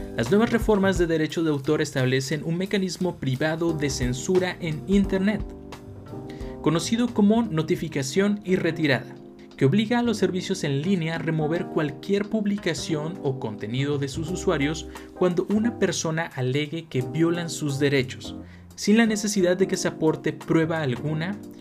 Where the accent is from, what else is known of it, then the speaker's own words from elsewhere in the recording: Mexico; como mexicanos